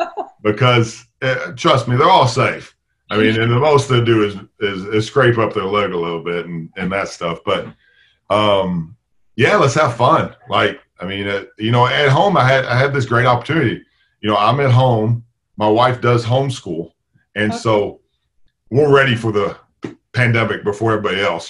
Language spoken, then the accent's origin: English; Tennessee, United States; moved away as an adult; also born or lived in Chicago, Illinois; now in Valparaiso, United States; I was born in Chicago, but grew up in Tennessee.